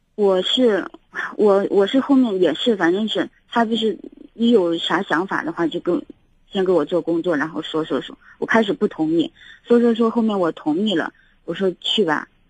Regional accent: northern China, China; now in Xi'an, China; 他是南方人，我是北方人

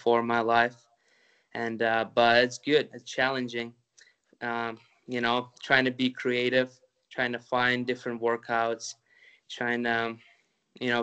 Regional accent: Ukraine; moved away; I'm originally from the Ukraine

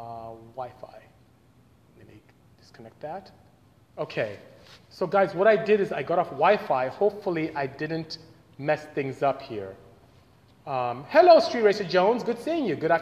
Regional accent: Nigeria; moved away; I'm actually from Nigeria. I'm from West Africa. Grew up in West Africa. Went to primary school there, secondary school

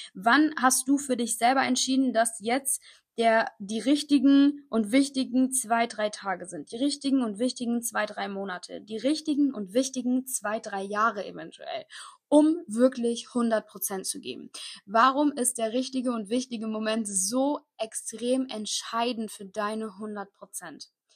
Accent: Koblenz, Rhineland-Palatinate, Germany; ich komme aus Koblenz, das ist so genau zwischen Köln und Frankfurt.

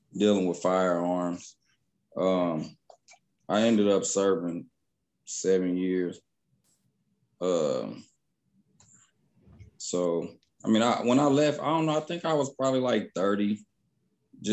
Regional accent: Dayton, Ohio, United States; moved away as an adult; now in Texas, United States; I'm from Dayton, Ohio. I've been in Texas now going on 7 years.

